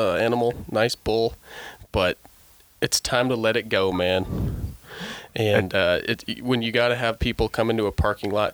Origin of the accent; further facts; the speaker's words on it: Eagle, Colorado, United States; now in Denver, United States; I'm from Eagle, about 2 hours west of here.